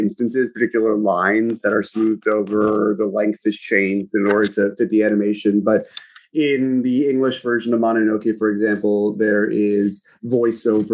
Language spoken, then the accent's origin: English; United States; as an American who does not speak Japanese fluently